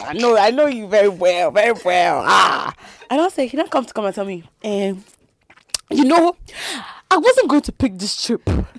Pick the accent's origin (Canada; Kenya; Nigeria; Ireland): Nigeria; Because I'm Nigerian, I live in those ends.